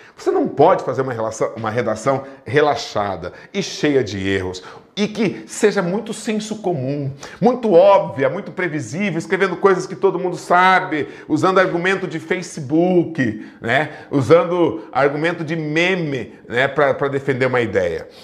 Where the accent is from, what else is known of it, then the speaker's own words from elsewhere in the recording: Brazil; eu sou brasileiro